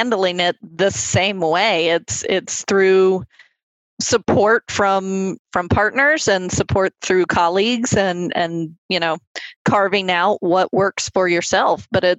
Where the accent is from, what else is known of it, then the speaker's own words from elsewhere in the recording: Lynchburg, Virginia, United States; moved away; where I grew up in Lynchburg, Virginia.